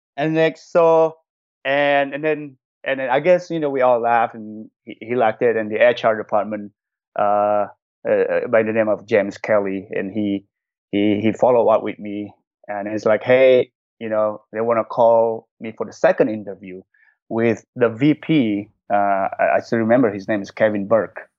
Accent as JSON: {"language": "English", "region": "Jakarta", "country": "Indonesia", "tie": "born or raised there", "also_born_or_lived": "New Zealand", "second_language": "English", "moved": "as an adult", "lives_now": "Los Angeles, United States", "said": "I was born and raised in Indonesia"}